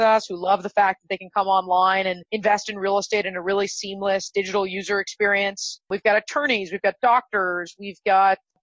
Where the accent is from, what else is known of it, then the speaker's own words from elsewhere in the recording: just outside of Los Angeles, California, United States; Grew up just outside of Los Angeles